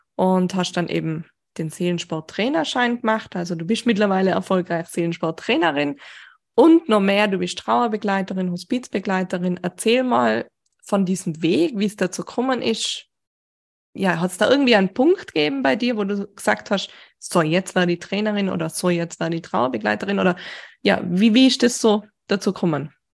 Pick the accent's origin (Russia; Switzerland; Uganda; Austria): Austria; Bei uns in Österreich